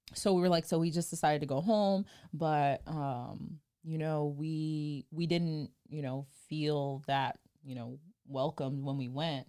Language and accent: English; New Jersey, United States; I'm from South Jersey